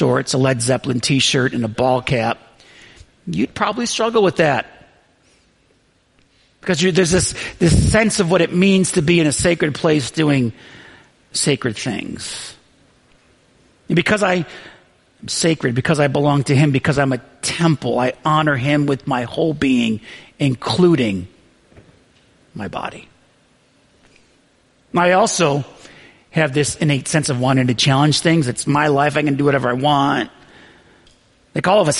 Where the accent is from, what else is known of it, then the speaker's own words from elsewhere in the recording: Western New York, United States; I grew up in Western New York, and it gets so cold there